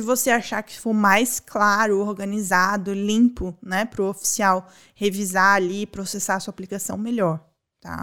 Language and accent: Portuguese; Brazil; moved away; eu sou brasileira